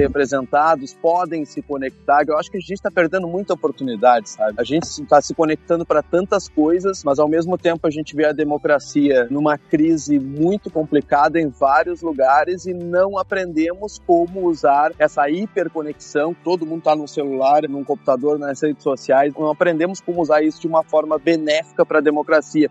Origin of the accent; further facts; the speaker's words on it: Alegrete, Rio Grande do Sul, Brazil; moved away; Eu sou de Alegrete, que é uma cidade no interior do Rio Grande do Sul, perto da a fronteira